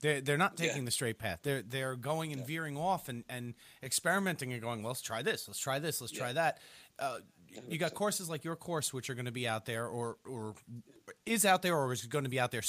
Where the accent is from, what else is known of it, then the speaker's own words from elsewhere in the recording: Oyster Bay, New York, United States; also born or lived in Massapequa; I grew up in Oyster Bay where he was from